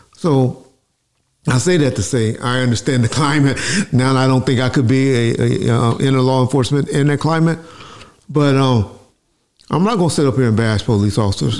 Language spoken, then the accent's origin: English; Compton, California, United States; I'm from Compton, California